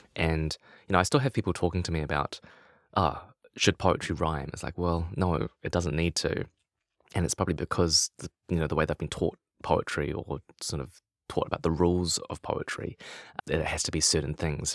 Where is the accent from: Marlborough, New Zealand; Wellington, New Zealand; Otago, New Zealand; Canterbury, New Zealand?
Wellington, New Zealand; Lower Hutt; I grew up in Lower Hutt, uh, just outside of Wellington